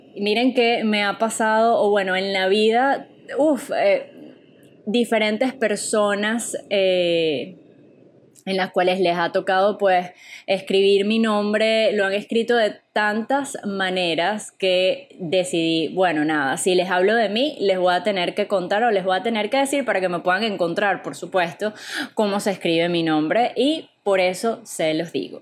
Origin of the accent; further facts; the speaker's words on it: Caracas, Capital District, Venezuela; moved away as an adult; Yo soy venezolana, para los que ya no hayan descifrado mi acento, vengo de la ciudad de Caracas